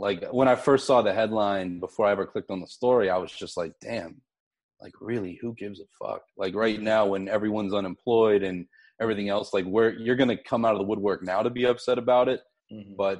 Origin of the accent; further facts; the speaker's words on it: Pittsburgh, Pennsylvania, United States; I grew up in Pittsburgh.